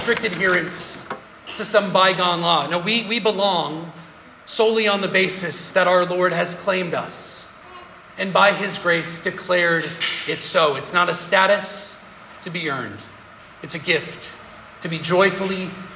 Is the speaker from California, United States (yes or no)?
no; Denver, Colorado, United States; moved away; I love my hometown, Denver